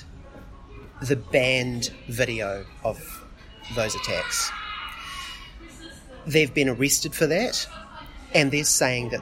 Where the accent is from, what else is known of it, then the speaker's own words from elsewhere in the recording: Dunedin, Otago, New Zealand; I'm from Otapoti, Dunedin